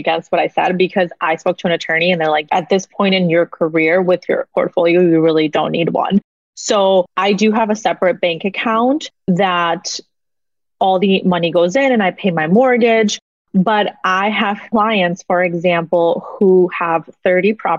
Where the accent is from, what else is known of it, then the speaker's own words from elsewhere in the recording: Mexico; now in United States; I was born in Mexico, born and raised in Mexico